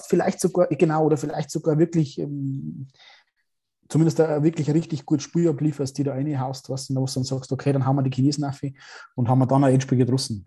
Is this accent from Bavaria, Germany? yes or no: yes; Straubing, Bavaria, Germany; bei uns in Straubing